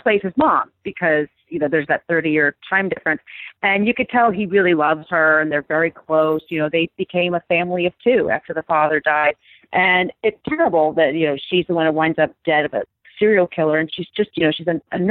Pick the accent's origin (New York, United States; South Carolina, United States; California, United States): New York, United States; I grew up in New York